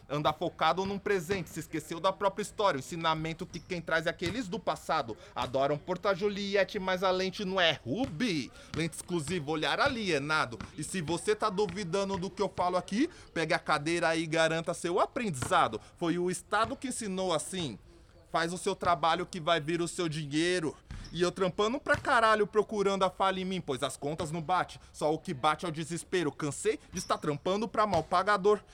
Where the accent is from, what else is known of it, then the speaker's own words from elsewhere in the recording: Taboão da Serra, São Paulo, Brazil; moved away as an adult; now in Rio Grande do Sul, Brazil; eu venho de Taboão da Serra, uma periferia da zona sul de São Paulo, próximo a Osasco e Capão Redondo